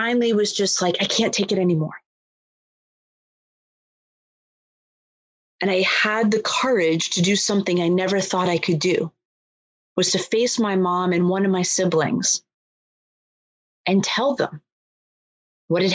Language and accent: English; Boston, Massachusetts, United States; I'm born and raised in Boston